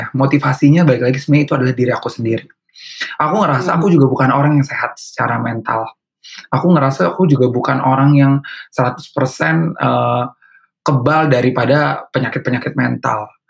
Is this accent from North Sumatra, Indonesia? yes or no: yes; North Sumatra, Indonesia; Karena jawabannya karena ke aku orang Batak ya